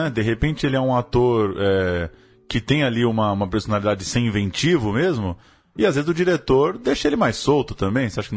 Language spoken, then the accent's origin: Portuguese; Minas Gerais, Brazil; não sou mineiro, sou geraizeiro, né? Sou dos Gerais.